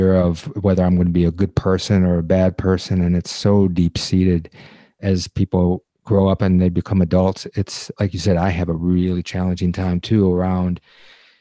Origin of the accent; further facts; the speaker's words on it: Detroit, Michigan, United States; I'm from Detroit